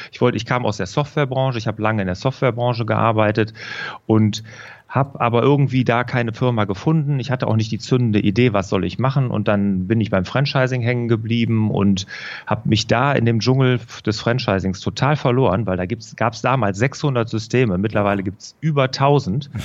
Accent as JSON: {"language": "German", "region": "Rhineland", "country": "Germany", "tie": "born or raised there", "also_born_or_lived": "Aachen", "said": "ich bin äh, ja hier im Rheinland groß geworden"}